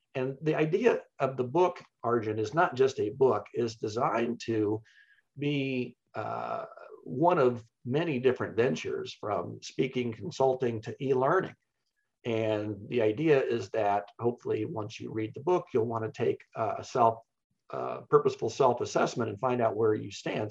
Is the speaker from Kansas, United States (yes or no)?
yes; Wichita, Kansas, United States; I grew up in Wichita, Kansas